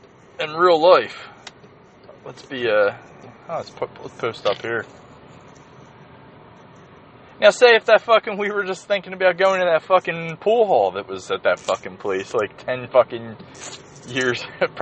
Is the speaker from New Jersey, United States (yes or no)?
no; Philadelphia, Pennsylvania, United States; my mom's half Irish, and, growing up in Holmesburg, Mayfair, you know quite a few Irish people.